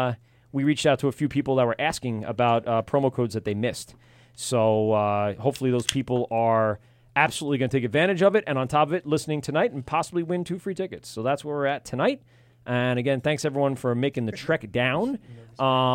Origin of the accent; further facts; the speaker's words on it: Amityville, New York, United States; I grew up in Amityville